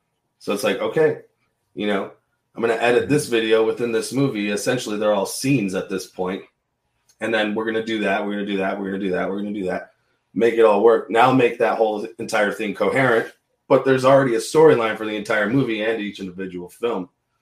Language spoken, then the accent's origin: English; Illinois, United States; I'm from Illinois, and I moved here like 9 years ago.